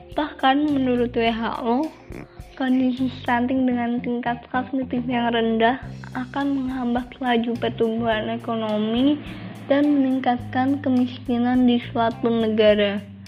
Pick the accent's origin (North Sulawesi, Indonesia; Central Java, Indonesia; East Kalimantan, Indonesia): Central Java, Indonesia; Kendal; aku berasal dari Kabupaten Kendal